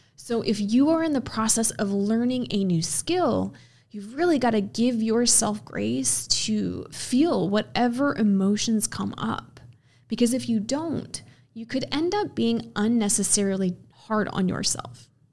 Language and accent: English; Midwest, United States; I'm from the Midwest. I've spent most of my life in the Midwest